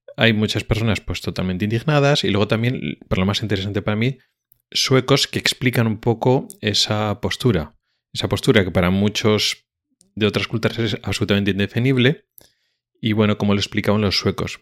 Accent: Spain; como español que soy

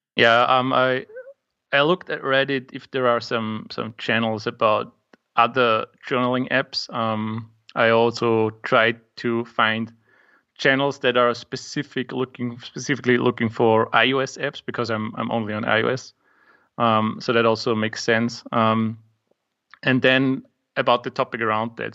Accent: Austria; English is a second language; I'm from Austria

